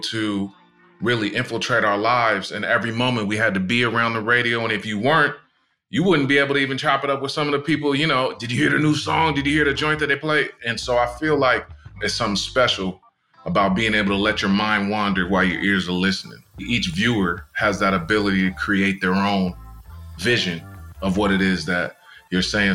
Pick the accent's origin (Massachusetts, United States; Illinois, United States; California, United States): California, United States; Tustin; growing up in SoCal and Tustin